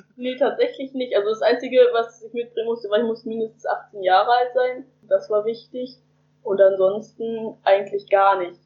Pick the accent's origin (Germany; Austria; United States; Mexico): Germany; Ich komme aus Heizenweg, das ist ganz in der Nähe von Hamburg praktisch von Hamburg, aber ganz kurz außerhalb